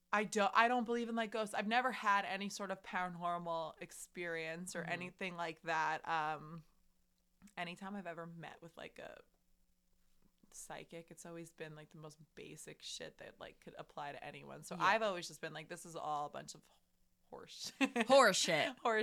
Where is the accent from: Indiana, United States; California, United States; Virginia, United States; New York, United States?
New York, United States; Long Island; We're from Long Island.